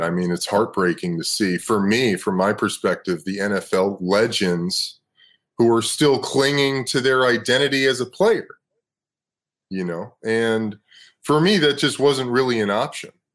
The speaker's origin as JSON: {"language": "English", "town": "Los Angeles", "region": "California", "country": "United States", "tie": "born or raised there", "also_born_or_lived": "Brooklyn, New York City, United States", "said": "I was born in New York City, lived in Brooklyn until I was 10. My mom moved my brother and I out to Los Angeles."}